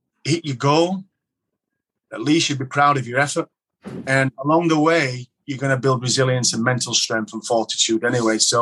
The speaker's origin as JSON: {"language": "English", "town": "Dewsbury", "region": "Yorkshire and the Humber", "country": "United Kingdom", "said": "I went back to Dewsbury Moor, which was my local team"}